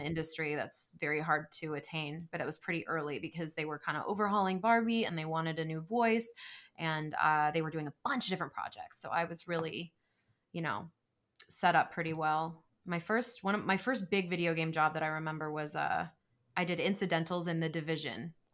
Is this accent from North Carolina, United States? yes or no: yes; Greenville, North Carolina, United States; moved away as an adult; now in Los Angeles, United States; I grew up in Greenville.